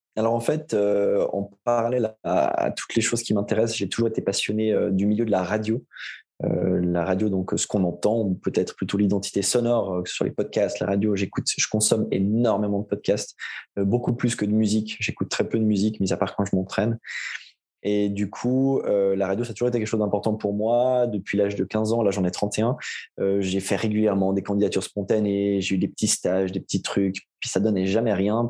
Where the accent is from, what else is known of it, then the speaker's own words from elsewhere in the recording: Aubonne, Vaud, Switzerland; now in Morges, Switzerland; j'ai grandi et comme on va l'entendre assez vite à mon accent, et je vis depuis toujours en Suisse. du côté entre, entre Lausanne et Genève, dans un petit village qui s'appelle Aubonne.